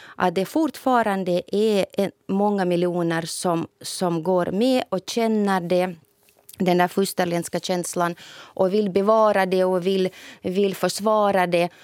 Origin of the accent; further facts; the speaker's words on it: Novosibirsk, Novosibirsk Oblast, Russia; moved away; i min hemstad säkert i Novosibirsk